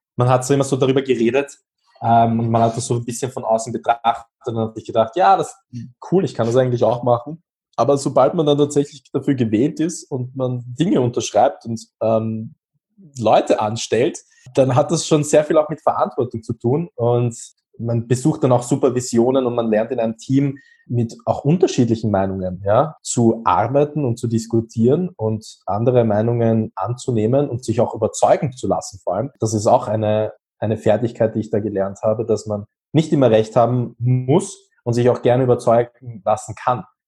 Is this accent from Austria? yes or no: yes; Austria; Ich bin 24 und komme aus Österreich.